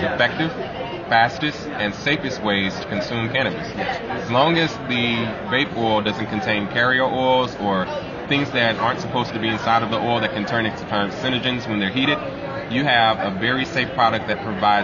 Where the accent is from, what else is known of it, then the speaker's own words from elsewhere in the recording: Louisiana, United States; moved away; I'm originally from Louisiana